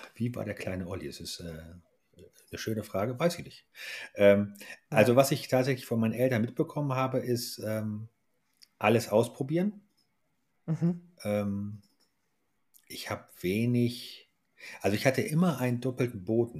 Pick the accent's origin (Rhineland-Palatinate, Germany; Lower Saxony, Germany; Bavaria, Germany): Lower Saxony, Germany; Hanover; moved away as an adult; komme aus Hannover, habe dort die ersten 26 Jahre verbracht.